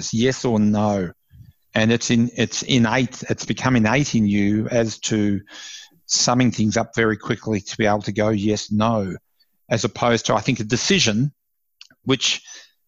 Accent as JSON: {"language": "English", "town": "Ballarat", "region": "Victoria", "country": "Australia", "tie": "born or raised there", "also_born_or_lived": "Melbourne", "moved": "yes", "said": "I'm originally from Ballarat in Victoria, and moved to Melbourne"}